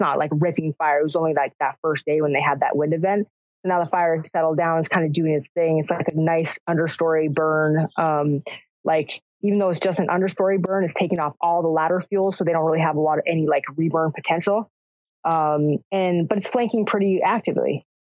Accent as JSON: {"language": "English", "region": "California", "country": "United States", "said": "we're from Southern California. We're going to get in there"}